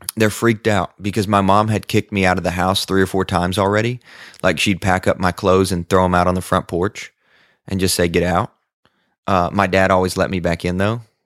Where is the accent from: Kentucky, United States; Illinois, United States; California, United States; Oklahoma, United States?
Kentucky, United States; Sacramento; now in Nashville, United States; I am from West Kentucky, a really tiny farming community called Sacramento, Kentucky